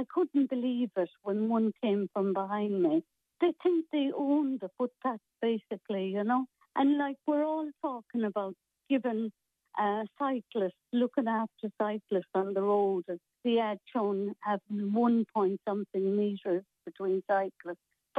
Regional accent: Corbally, Munster, Ireland; And I'm from Corbally all my life, so I know everybody.

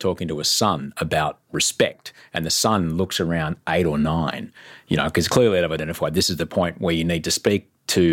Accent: Brisbane, Queensland, Australia; growing up in Queensland under Bjelke Petersen

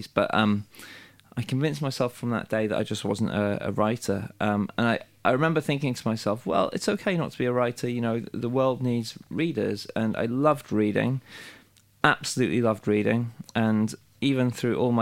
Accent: Wales, United Kingdom; moved away; I'm from Wales, but I'd moved away.

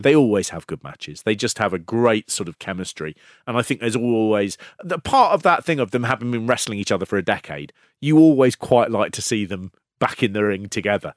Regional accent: London, United Kingdom; I am from North London

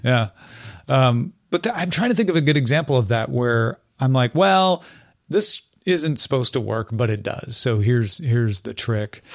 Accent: Illinois, United States; now in California, United States; I grew up in Illinois

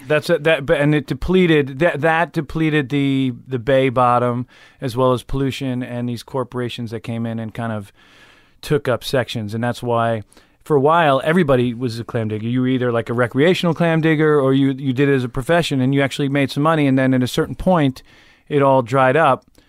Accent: West Islip, New York, United States; also born or lived in Mastic, New York / Pennsylvania; I grew up on Long Island

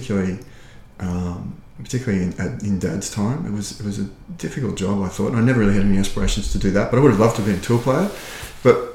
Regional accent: Brisbane, Queensland, Australia; now in Ireland; I'm from Australia originally. And we would have lived a very outdoor kind of lifestyle down there, played a lot of different sports as a kid

